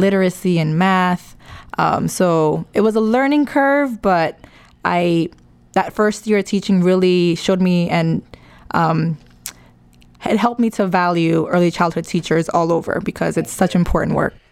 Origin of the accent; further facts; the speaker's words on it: New York City, New York, United States; I'm from the Bronx. Um, born and raised